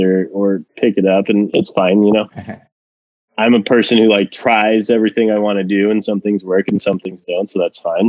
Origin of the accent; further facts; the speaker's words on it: Mexico; moved away; I'm originally from Mexico